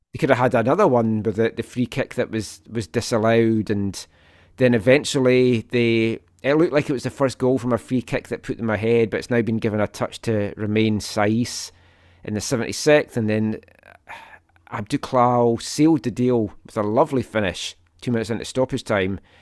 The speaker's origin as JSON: {"language": "English", "region": "Scotland", "country": "United Kingdom", "moved": "as an adult", "lives_now": "Canada", "said": "I'm Scottish"}